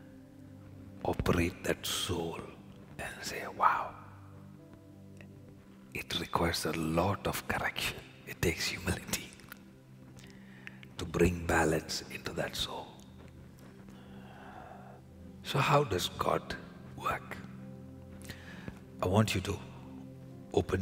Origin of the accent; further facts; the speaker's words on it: India; now in Canada; I was born in India, where we were used to going into the supermarket on the side of the road, the vegetable market with my father